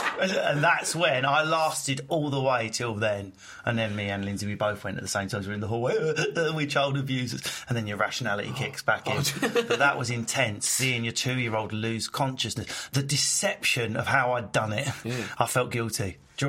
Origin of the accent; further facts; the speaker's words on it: Egypt; It was when I changed plane in Lahore, just to visit family, even though I'm from Egypt.